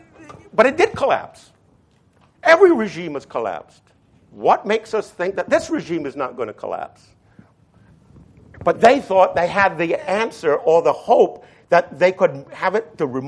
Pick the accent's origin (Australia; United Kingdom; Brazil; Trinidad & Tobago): Trinidad & Tobago; moved away; I was raised in the then British West Indies, just like Hamilton was, and I was raised in Trinidad